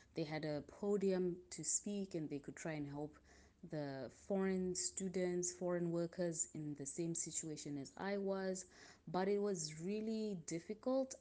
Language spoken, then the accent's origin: English; Zimbabwe; now in Milan, Italy; I am from Zimbabwe and I'm currently living in Milan, Italy